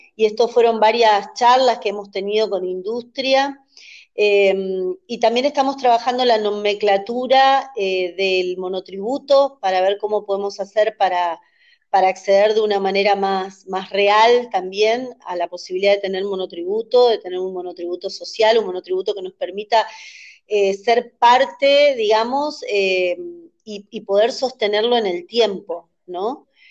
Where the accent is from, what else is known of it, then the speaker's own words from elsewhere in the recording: Misiones, Argentina; moved away as an adult; also born or lived in Buenos Aires, Argentina; Viví muchos años en Buenos Aires, soy de Misiones, ahora estoy en Misiones, pero viví 20 años en Buenos Aires